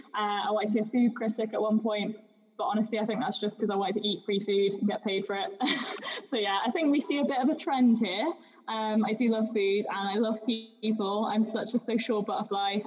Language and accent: English; Shropshire, West Midlands, United Kingdom; accent: English; moved away; also born or lived in Sussex; I grew up in Shropshire, so it's like in the Midlands of England, uh, kind of in the countryside. But I was born in Sussex